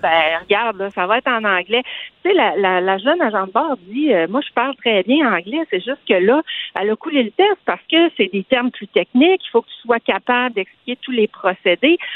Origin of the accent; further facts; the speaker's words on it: Saguenay, Quebec, Canada; now in Quebec City, Canada; je suis originaire du Saguenay